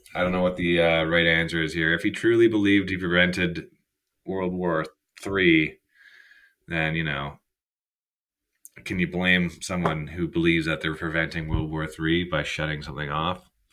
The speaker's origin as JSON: {"language": "English", "country": "Canada", "also_born_or_lived": "Kelowna, British Columbia", "said": "I'm a Canadian citizen. I am Canadian."}